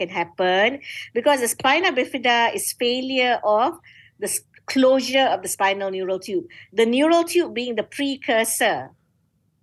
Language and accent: English; Malaysia; I am a Malaysian.